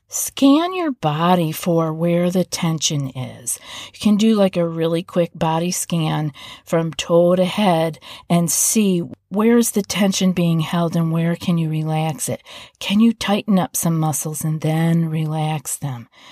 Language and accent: English; East Coast, United States; moved away; I'm from the East Coast